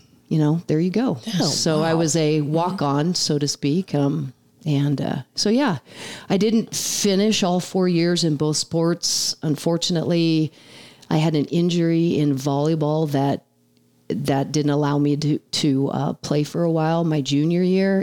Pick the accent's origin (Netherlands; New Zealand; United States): United States; Lincoln, Nebraska; moved away as an adult; now in McCook, United States; I grew up in Lincoln, Nebraska